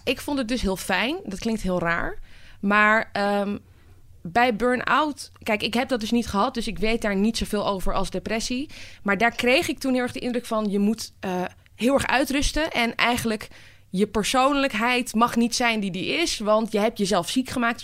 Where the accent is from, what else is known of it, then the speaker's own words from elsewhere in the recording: Amsterdam, North Holland, Netherlands; ik ben geboren getogen in Amsterdam.